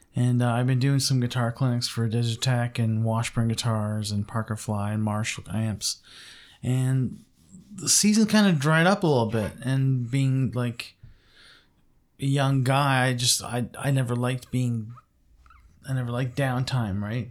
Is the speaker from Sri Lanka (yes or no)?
no; Montreal, Quebec, Canada; moved away; originally I was born in Montreal and, um, lived there for ve-, very many years.